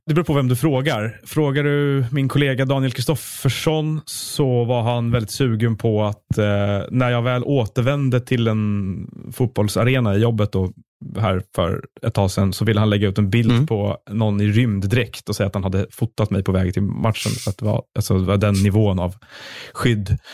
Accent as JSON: {"language": "Swedish", "town": "Stockholm", "region": "Stockholm County", "country": "Sweden", "tie": "born or raised there", "said": "jag är också uppvuxen i Stockholm, eh, och i stan"}